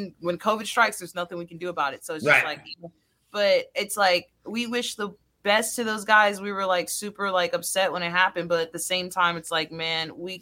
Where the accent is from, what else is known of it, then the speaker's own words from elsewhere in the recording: Houston, Texas, United States; I grew up in Houston